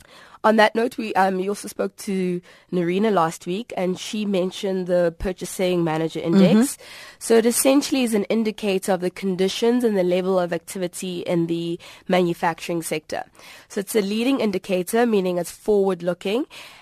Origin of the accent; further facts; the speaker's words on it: South Africa; And you might say, why me as a South African, why must I take this seriously?